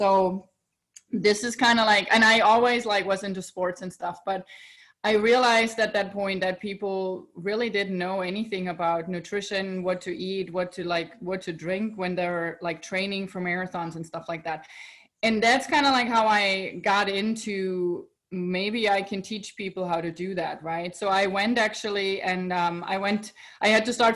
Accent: Germany; moved away as an adult; now in United States; So I'm originally from Europe, right? I'm born in Germany, and then I moved to United States

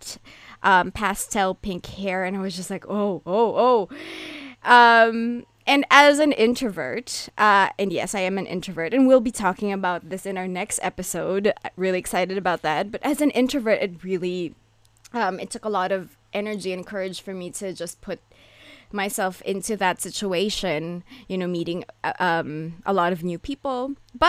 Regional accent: Philippines; now in Japan; I am currently living in Japan, but I grew up in the Philippines

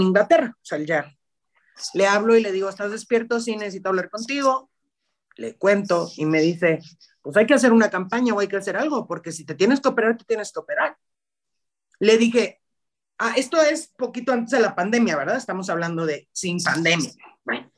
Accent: Guadalajara, Jalisco, Mexico; Yo soy de Guadalajara

